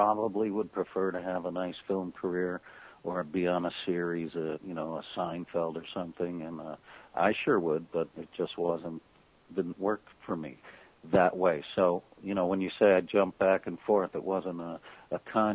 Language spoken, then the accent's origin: English; Hartford, Connecticut, United States; I'm from Hartford, Connecticut.